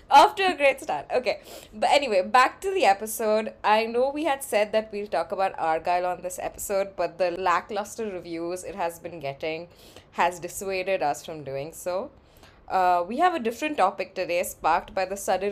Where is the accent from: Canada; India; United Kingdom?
India; English is a second language; moved away; I'm from India